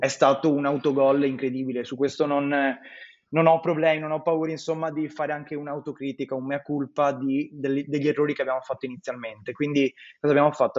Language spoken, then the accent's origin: Italian; Veneto, Italy; Io sono veneto